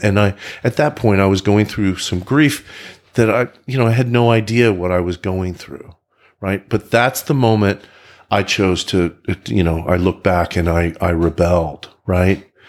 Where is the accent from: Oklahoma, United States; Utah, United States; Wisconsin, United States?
Oklahoma, United States; now in Frisco, United States; I grew up in Oklahoma.